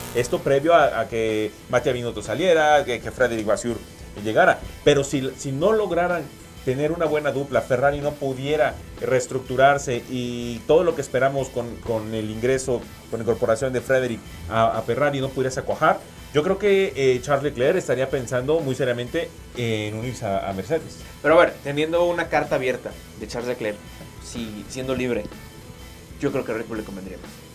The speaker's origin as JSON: {"language": "Spanish", "country": "Mexico", "said": "para nosotros como mexicanos"}